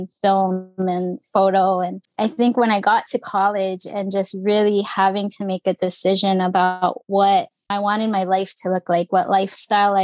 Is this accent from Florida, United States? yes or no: no; Oahu, Hawaii, United States; also born or lived in Los Angeles, California / Orange County, California; I grew up on Oahu, right above Pearl Harbor